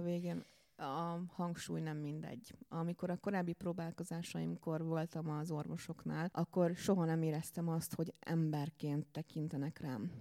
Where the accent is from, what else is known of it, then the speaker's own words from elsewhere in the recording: Békéscsaba, Békés, Hungary; moved away as an adult; now in Budapest, Hungary; Én nagyon szerető családban nőttem fel vidéken, Békés Csabáról érkeztem a fővárosba a diplomázás után